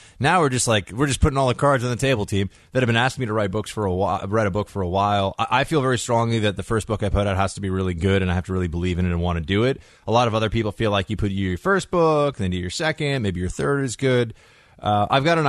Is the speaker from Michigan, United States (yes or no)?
no; New York, United States; I'm a New Yorker.